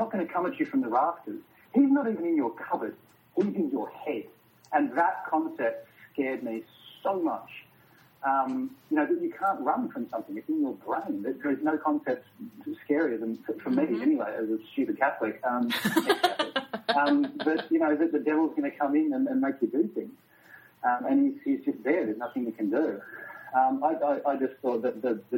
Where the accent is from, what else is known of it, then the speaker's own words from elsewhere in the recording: Australia; as an Australian filmmaker